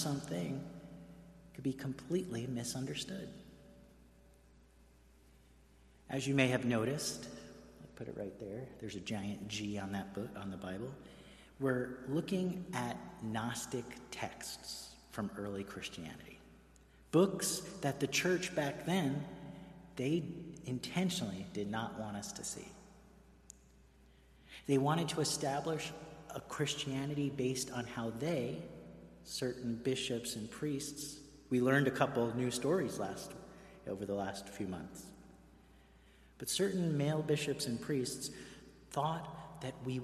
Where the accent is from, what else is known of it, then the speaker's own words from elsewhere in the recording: New York City, New York, United States; moved away as an adult; now in Greenwich, United States; I grew up in Queens